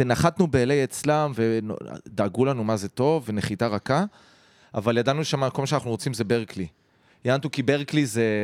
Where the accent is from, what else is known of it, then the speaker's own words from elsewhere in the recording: Haifa, Haifa District, Israel; היינו כחיפאים, ארבעתנו